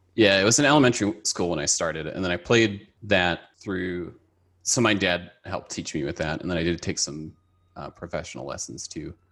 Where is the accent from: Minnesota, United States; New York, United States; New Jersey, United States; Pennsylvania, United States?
Minnesota, United States; Minneapolis; moved away as an adult; also born or lived in Tokyo, Japan; now in Los Angeles, United States; I grew up in, uh, the Twin Cities with Asia